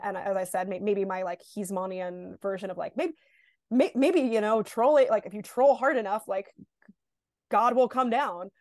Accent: New York, United States; I'm born and raised in New York

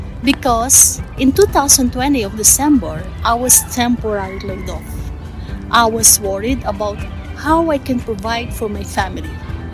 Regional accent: Tuguegarao, Cagayan Valley, Philippines; now in Alberta, Canada; I am originally from Tuguegarao City, Philippines, but now residing here in Alberta, Canada.

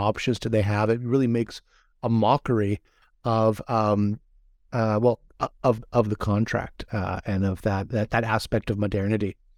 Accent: Hawaii, United States; now in California, United States; I'm from Hawaii and been living in California

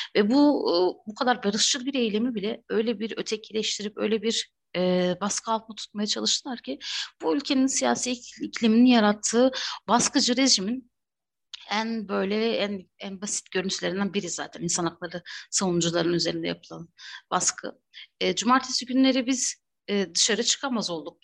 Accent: Batman, Batman Province, Turkey; ben de Batman'da büyüdüm, doğdum, büyüdüm.

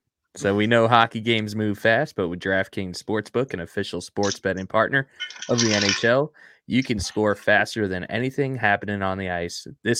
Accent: New York, United States; You know, growing up on Long Island, it's good to hear that we got a group of Islander fans because it can go either way.

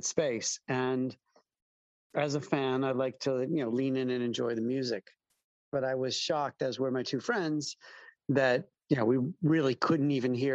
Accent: Chicago, Illinois, United States; moved away as an adult; also born or lived in East Coast, United States / West Coast, United States / Southern US; now in London, United Kingdom; I am from Chicago and bopped around the U.S., East Coast, West Coast, South, for a while

